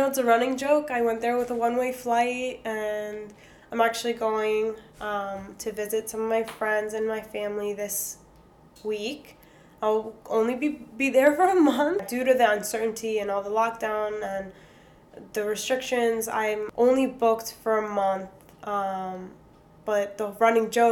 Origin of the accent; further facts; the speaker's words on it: New Jersey, United States; moved away as an adult; also born or lived in Thessaloniki, Greece; we're from Jersey